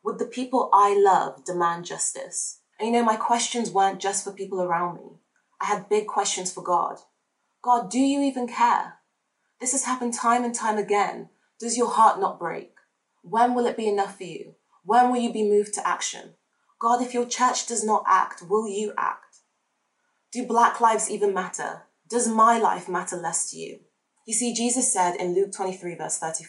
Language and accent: English; Devon, South West England, United Kingdom; also born or lived in Nigeria; I was raised in Devon by white British guardians